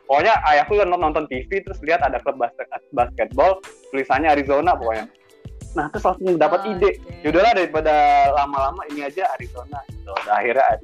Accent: Palembang, South Sumatra, Indonesia; Maksudnya aku asli, asli Wongki Kito Galo Palembang sebenarnya.

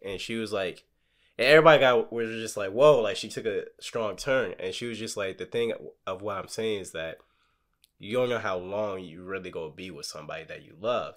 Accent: Texas, United States; I'm from Texas.

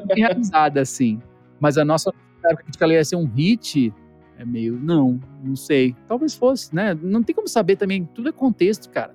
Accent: Brazil; enquanto brasileiro

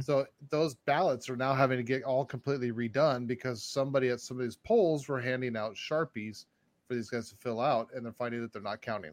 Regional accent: Arizona, United States; I'm from Arizona

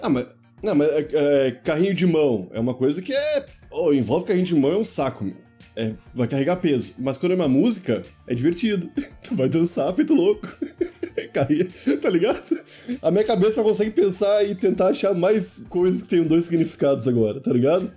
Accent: Rio Grande do Sul, Brazil; moved away; Eu, como uma criança gaúcha

